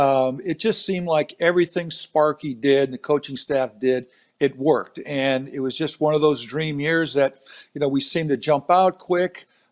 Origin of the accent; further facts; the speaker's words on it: San Diego, California, United States; moved away; I'm from San Diego.